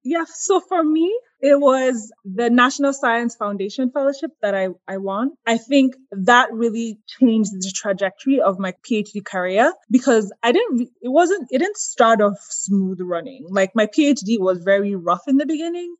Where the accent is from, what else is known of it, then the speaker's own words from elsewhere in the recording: Nigeria; moved away as an adult; also born or lived in Boston; now in Atlanta, United States; I was born and raised in Nigeria, actually, the first of six kids